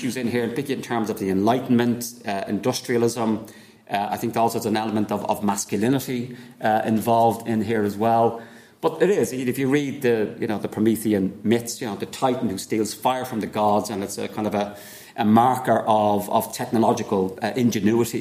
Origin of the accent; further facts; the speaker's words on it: Ireland; as Irish people.